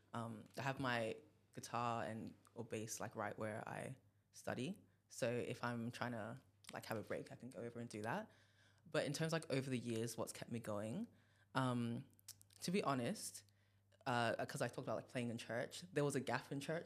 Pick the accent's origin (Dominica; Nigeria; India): Nigeria; I'm from Nigeria